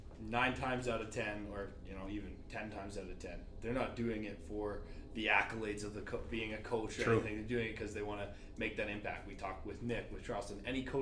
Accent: Airdrie, Alberta, Canada; I'd be cheating because I'm kind of from Airdrie.

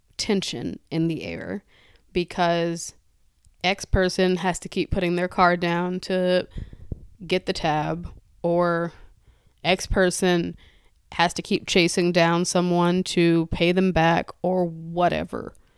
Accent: United States; we are still American

